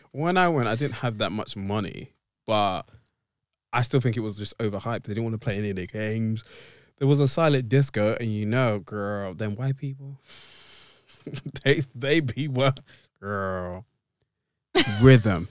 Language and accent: English; Essex, East of England, United Kingdom; I am a cis black male from the depths of Essex.